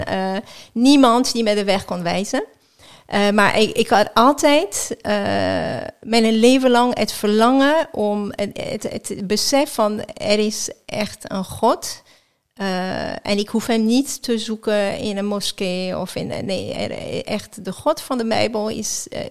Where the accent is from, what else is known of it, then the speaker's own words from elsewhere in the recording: just outside Geneva, Auvergne-Rhône-Alpes, France; Dutch is a second language; now in Netherlands; ik ben in Frankrijk geboren. Eh, net buiten Genève